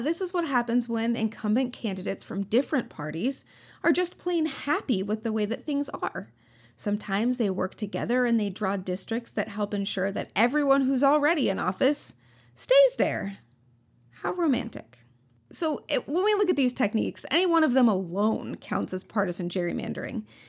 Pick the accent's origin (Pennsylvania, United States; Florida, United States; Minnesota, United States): Minnesota, United States; I'm from Minnesota